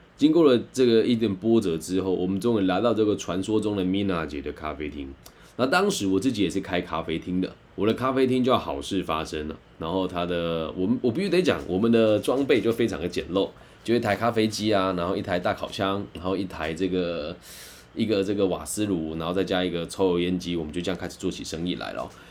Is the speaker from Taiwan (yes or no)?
yes; Taiwan; 我也是台湾来的